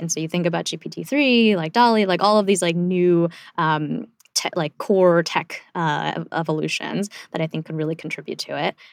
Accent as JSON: {"language": "English", "country": "South Korea", "tie": "born or raised there", "moved": "yes", "lives_now": "United States", "said": "I was born in South Korea, and, like, we literally came here to pursue the American dream"}